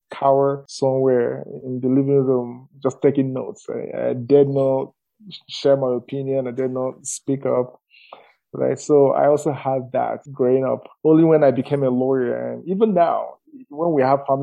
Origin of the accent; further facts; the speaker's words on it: eastern Nigeria, Imo, Nigeria; moved away as an adult; now in Calgary, Canada; I was born in the eastern part of Nigeria, specifically Amebo in Nigeria